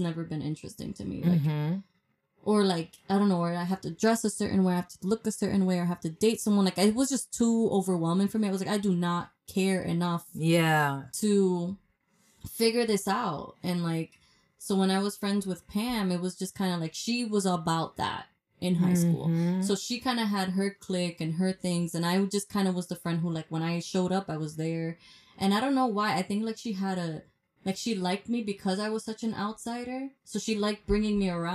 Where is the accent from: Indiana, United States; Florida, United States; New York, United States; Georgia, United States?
New York, United States; New York City; I'm from Washington Heights.